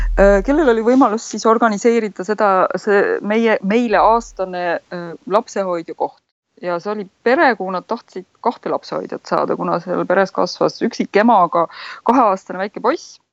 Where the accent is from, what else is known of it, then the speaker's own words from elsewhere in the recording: Tartu, Tartu County, Estonia; moved away as an adult; now in Netherlands; sündisin ja kasvasin Tartus